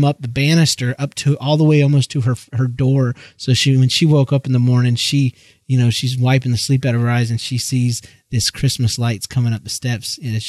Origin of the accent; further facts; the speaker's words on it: Georgia, United States; accent: southern; we've decided that JL is too hard to say unless you are from Georgia. And I'd have to slip back into my southern accent for that.